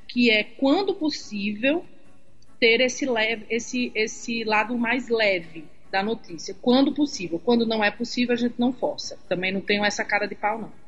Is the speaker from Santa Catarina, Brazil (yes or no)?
no; Jardim do Seridó, Rio Grande do Norte, Brazil; Eu sou de Jardim do Seridó, uma cidade bem pequenininha, do lado de Caicó